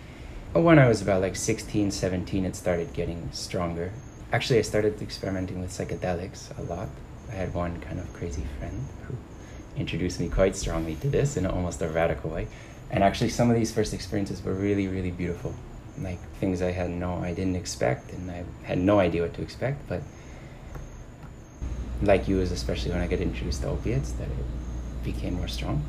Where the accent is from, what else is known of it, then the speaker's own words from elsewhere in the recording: just outside of Boston, Massachusetts, United States; I grew up in the States. I grew up in Massachusetts, like just outside of Boston